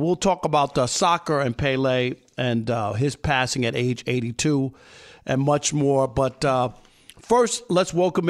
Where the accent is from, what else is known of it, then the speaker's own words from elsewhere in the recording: New York, United States; And I was very fortunate growing up in New York when he played for the Cosmos.